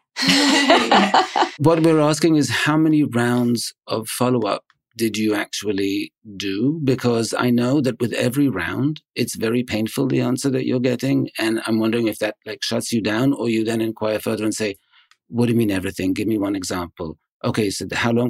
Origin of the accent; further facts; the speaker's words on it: New York, United States; I'm from New York